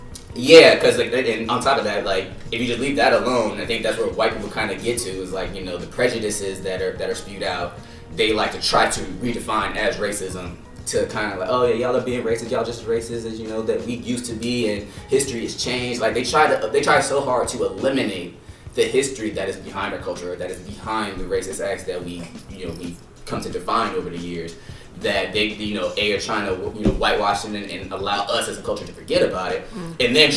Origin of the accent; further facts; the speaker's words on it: California, United States; growing up in California, you know, I grew up around Mexicans and Asians, like, in my neighborhood